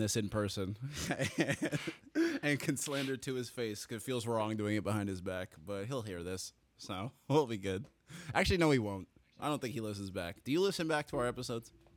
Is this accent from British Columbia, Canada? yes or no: no; Toronto, Ontario, Canada; I'm from Toronto